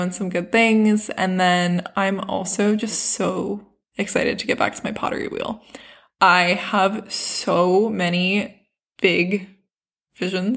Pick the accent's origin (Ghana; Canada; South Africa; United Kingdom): South Africa; now in United States; we are from South Africa